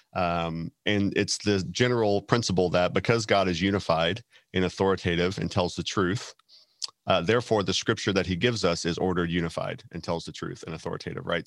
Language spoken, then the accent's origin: English; Texas, United States; from Texas